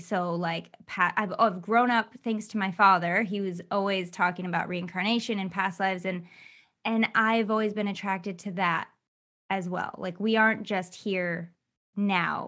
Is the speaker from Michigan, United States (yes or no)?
yes; Michigan, United States; I grew up in Michigan